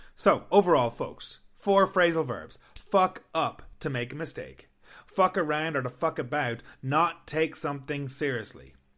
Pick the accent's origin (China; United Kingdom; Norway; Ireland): Ireland; moved away as an adult; now in Canada; I'm from Ireland